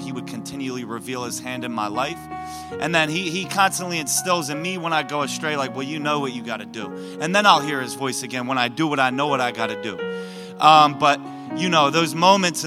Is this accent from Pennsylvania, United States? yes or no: yes; Philadelphia, Pennsylvania, United States; moved away as an adult; also born or lived in Buffalo; I was back in my hometown because I grew up in Philly, born and raised